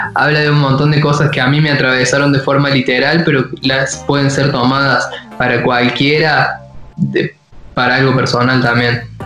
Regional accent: Córdoba, Argentina; moved away as an adult; now in Buenos Aires, Argentina; somos los dos de la ciudad de Córdoba

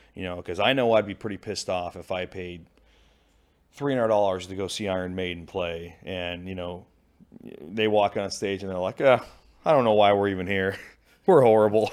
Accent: Pacific Northwest, Washington, United States; moved away as an adult; also born or lived in Japan; now in St. Louis, United States; I was born in the Pacific Northwest. I grew up in the Pacific Northwest.

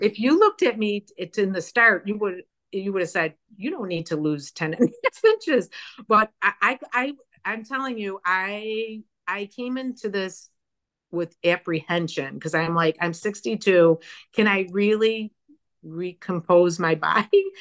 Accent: Chicago, Illinois, United States; moved away as an adult; also born or lived in Phoenix, Arizona; I was born and raised in the Chicagoland area.

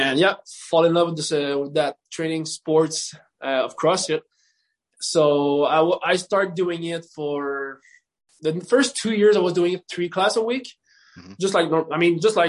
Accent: Canada; I'm a Canadian

